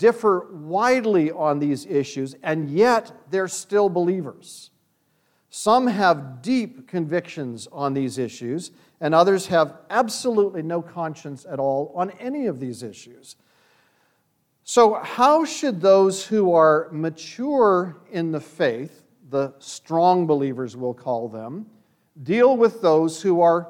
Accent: Canada; When I grew up in Canada

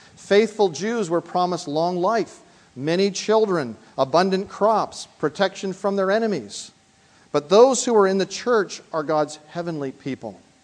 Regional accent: Canada; moved away as an adult; now in United States; I travel also on a Canadian passport, and that tells me that I am from the Dominion of Canada.

